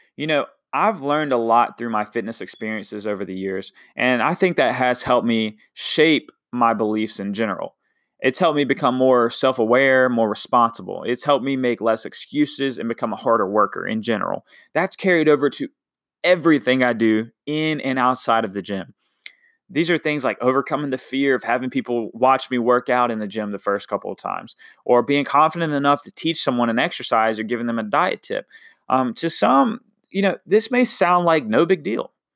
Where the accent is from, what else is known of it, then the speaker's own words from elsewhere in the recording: Washington, North Carolina, United States; moved away; I'm from a little town called Washington, North Carolina